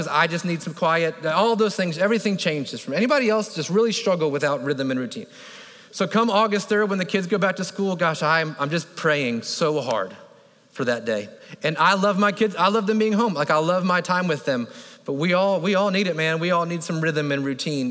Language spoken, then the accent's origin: English; Florida, United States; I grew up in Florida